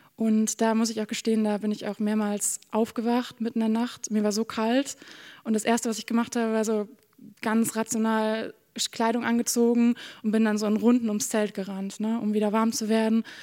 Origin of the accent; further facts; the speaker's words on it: Bremen, Germany; moved away as an adult; now in Norway; Ich komme aus, aus Bremen-Nord